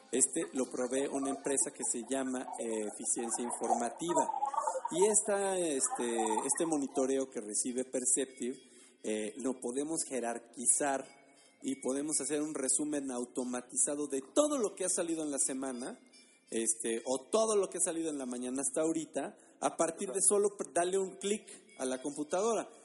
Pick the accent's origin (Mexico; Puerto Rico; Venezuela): Mexico; como mexicanos